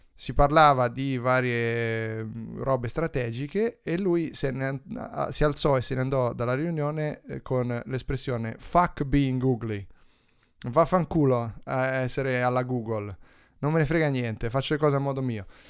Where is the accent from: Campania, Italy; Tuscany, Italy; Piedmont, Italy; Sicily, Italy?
Tuscany, Italy; dalle mie parti